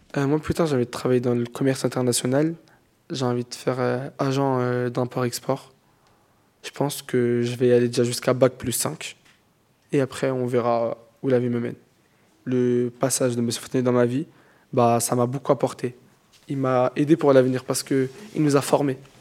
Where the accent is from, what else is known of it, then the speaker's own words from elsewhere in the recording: Drancy, Île-de-France, France; also born or lived in Aubervilliers; Je suis né à Aubervilliers, mais j'ai grandi à Drancy